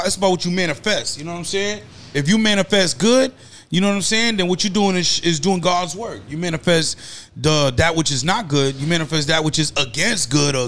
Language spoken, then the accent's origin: English; Lynn, Massachusetts, United States; growing up in Lynn